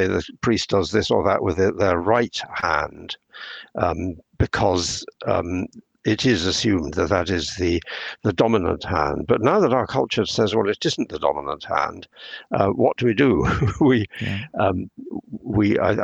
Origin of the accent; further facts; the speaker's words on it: England, United Kingdom; I'm speaking as an English person in English culture